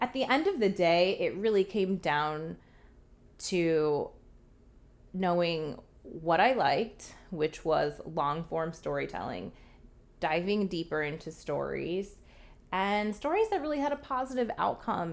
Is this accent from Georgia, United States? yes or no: no; New Jersey, United States; moved away as an adult; also born or lived in Coral Gables, Florida / Montgomery, Alabama / London; originally from New Jersey